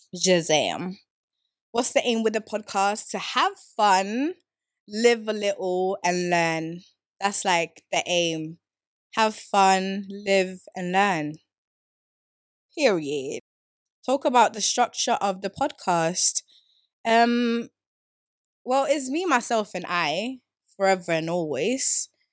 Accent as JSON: {"language": "English", "town": "Stockholm", "region": "Stockholm County", "country": "Sweden", "tie": "born or raised there", "moved": "as an adult", "lives_now": "England", "said": "I grew up in Sweden, Stockholm, south of South."}